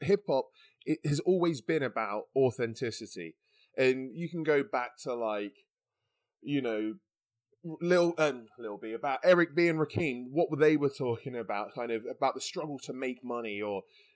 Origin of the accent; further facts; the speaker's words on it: Canterbury, South East England, United Kingdom; also born or lived in London; I'm from Canterbury and, you know, London